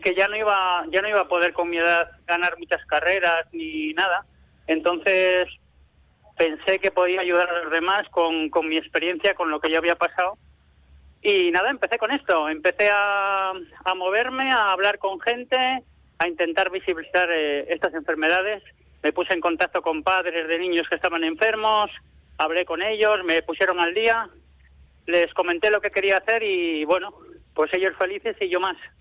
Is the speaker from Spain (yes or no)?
yes; Quintana de Toranzo, Cantabria, Spain; moved away; mi pueblo, a Quintana de Toranzo